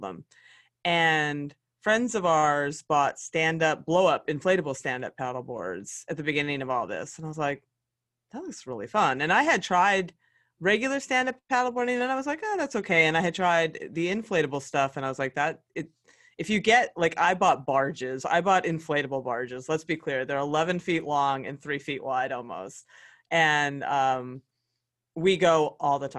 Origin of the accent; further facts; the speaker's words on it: Pennsylvania, United States; the great state of Pennsylvania, honestly, my home state.